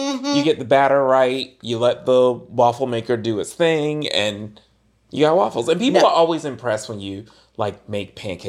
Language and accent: English; Virginia, United States; moved away; King Arthur I didn't see growing up in Virginia.